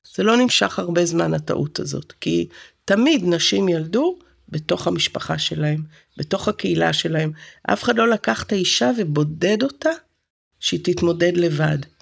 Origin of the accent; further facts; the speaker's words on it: Haifa, Haifa District, Israel; also born or lived in Santa Cruz, California; גדלתי בכרמל